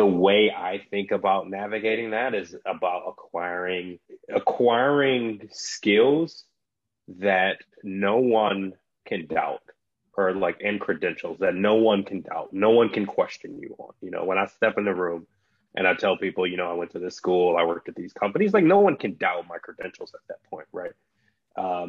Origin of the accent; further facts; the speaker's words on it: Detroit, Michigan, United States; moved away as an adult; also born or lived in San Francisco; So I grew up in Detroit, Michigan.